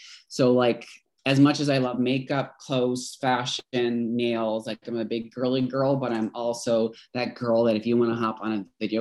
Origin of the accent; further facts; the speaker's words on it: Corner Brook, Newfoundland and Labrador, Canada; now in Edmonton, Canada; Originally from Corner Brook, Newfoundland. I'm currently living in Edmonton, Alberta. Made the move about 7.5 years ago, going on 8.